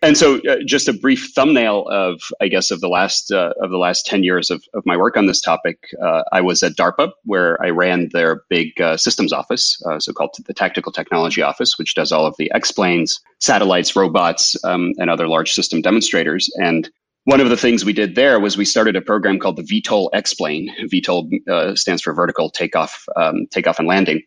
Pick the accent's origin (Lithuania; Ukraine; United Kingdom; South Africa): Ukraine; moved away; I grew up in Ukraine, in the former USSR.